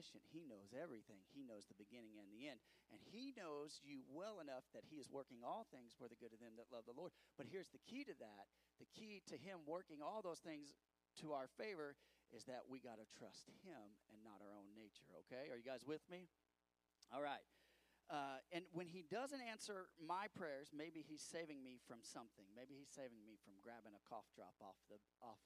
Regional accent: United States; I'm an American

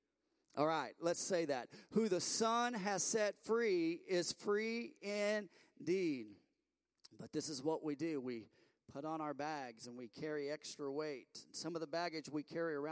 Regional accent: Bedford, Indiana, United States; We're from Bedford, Indiana

